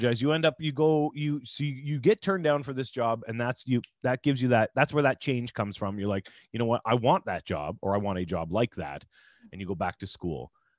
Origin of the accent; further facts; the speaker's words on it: Ontario, Canada; I was from Ontario Housing, because I grew up in housing